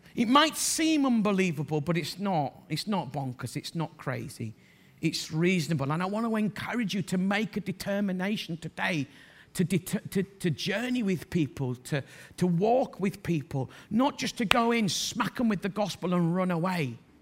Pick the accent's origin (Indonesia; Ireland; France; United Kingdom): United Kingdom; Bradford, Yorkshire and the Humber; I'm from Bradford